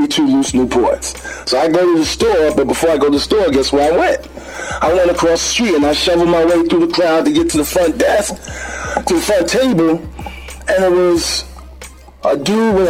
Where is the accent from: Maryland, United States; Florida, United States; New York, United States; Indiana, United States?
New York, United States; New York City; I grew up in the Bronx, and I was about 11 years old